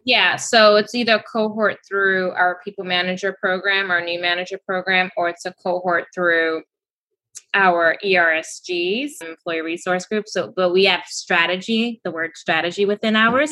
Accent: Kenya; now in New York City, United States; I'm going back to my home country this weekend, actually. I'm going to Kenya, Nairobi

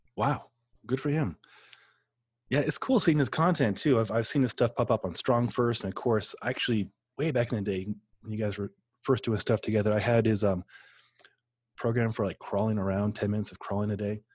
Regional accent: Omaha, Nebraska, United States; I grew up in Omaha

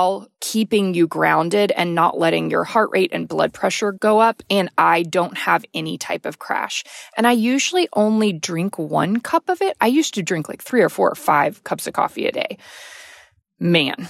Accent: Texas, United States; growing up in the South, being in Texas

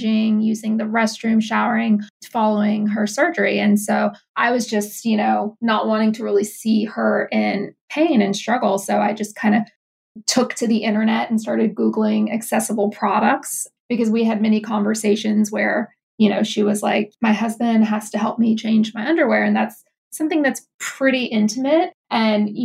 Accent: Louisiana, United States; moved away as an adult; also born or lived in New York City; my hometown, but, you know, in Louisiana

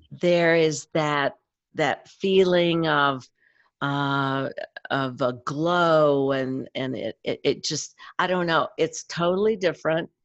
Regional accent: East Tennessee, United States; I grew up in East Tennessee on a farm

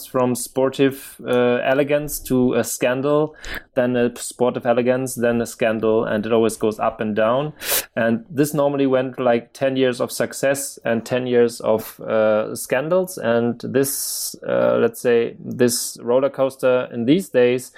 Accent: Germany; born or raised there

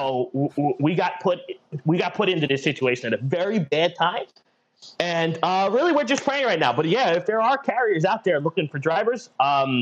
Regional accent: United States; we are from the New York, New Jersey metro

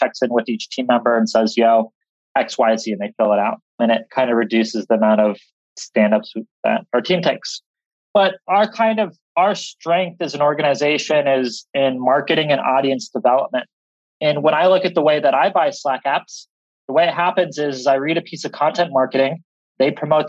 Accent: Seattle, Washington, United States; I'm from Seattle

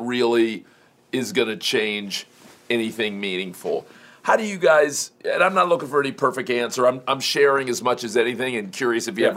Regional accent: Miami, Florida, United States; I grew up in Miami

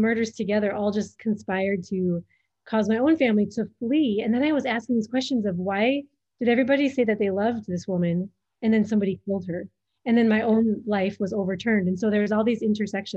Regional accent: Minnesota, United States; moved away as an adult; now in Djibouti; I'm from Minnesota in the United States.

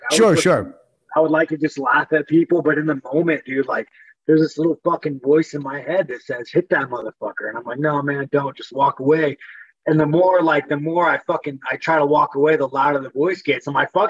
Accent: Corona, California, United States; Corona, fucking Inland Empire, Southern California.

